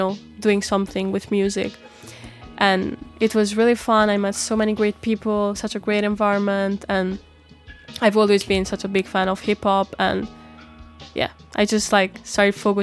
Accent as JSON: {"language": "English", "region": "northern Italy", "country": "Italy", "tie": "born or raised there", "also_born_or_lived": "Denmark / Albania", "moved": "as an adult", "lives_now": "Copenhagen, Denmark", "said": "until I was 19 years old, I've been growing up in Italy, in the north of Italy"}